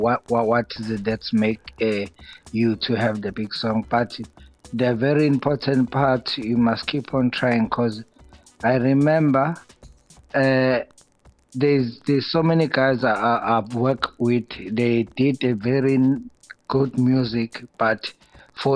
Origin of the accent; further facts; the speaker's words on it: Pinetown, KwaZulu-Natal, South Africa; also born or lived in Durban; I was born in Pinetown, KZN